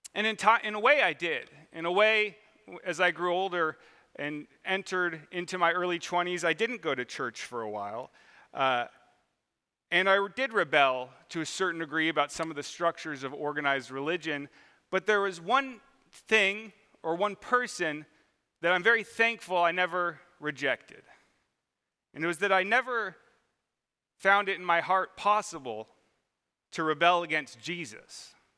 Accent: Mission Viejo, California, United States; I grew up in Mission Viejo, California, which is, there's already people laughing, uh, which is down in southern Orange County

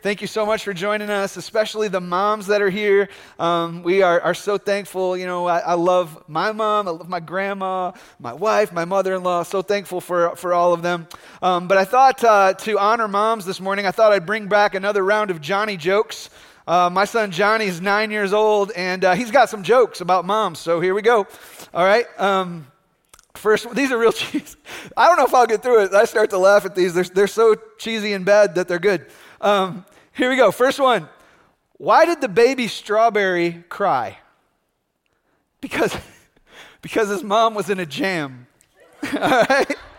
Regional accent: United States; here as American Christians

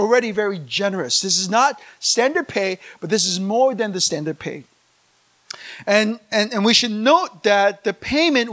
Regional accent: Virginia, United States; moved away; I grew up in America.

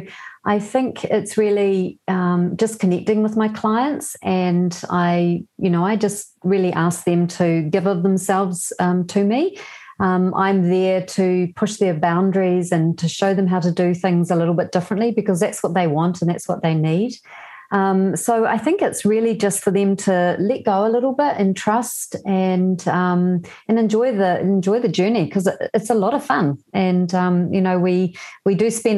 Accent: New Zealand; also born or lived in Germany / Belgium; So I was born in New Zealand, but I lived in Europe twice.

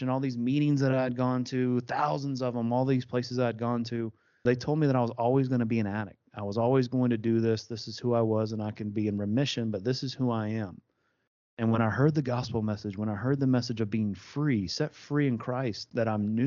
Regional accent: East Tennessee, United States; I'm from East Tennessee, which is about 2.5 hours away

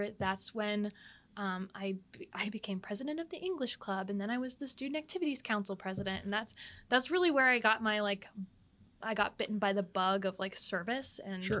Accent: Dover, Ohio, United States; So I grew up in Dover. Mm-hmm. I graduated from Dover in 2012.

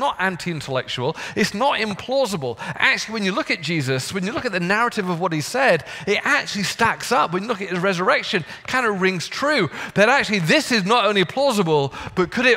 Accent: United Kingdom; moved away; I'm British

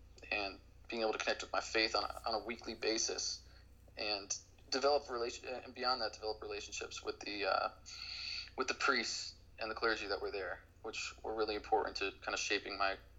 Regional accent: Boston, Massachusetts, United States; born or raised there; also born or lived in New York City

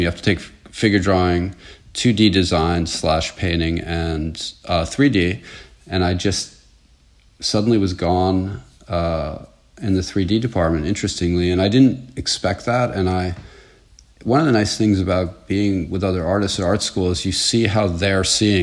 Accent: Croton-on-Hudson, New York, United States; also born or lived in Sleepy Hollow, New York; I was born there and I grew up in Croton-on-Hudson, a few towns to the north

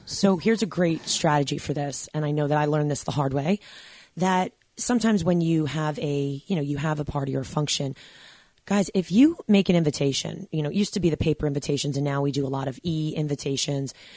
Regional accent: New York, United States; I grew up in New York

